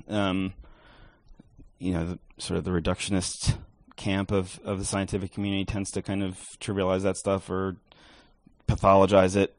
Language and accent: English; New York, United States; moved away; I'm from New York originally